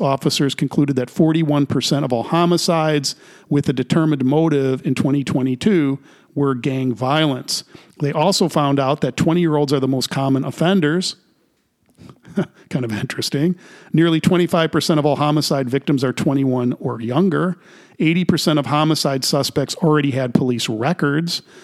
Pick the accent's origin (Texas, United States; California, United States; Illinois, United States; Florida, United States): Illinois, United States; Chicago; I grew up in Chicago